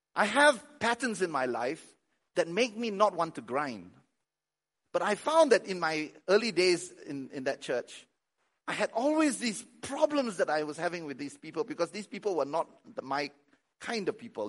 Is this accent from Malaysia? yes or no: yes; Malaysia; moved away; I'm Malaysian, I'm Chinese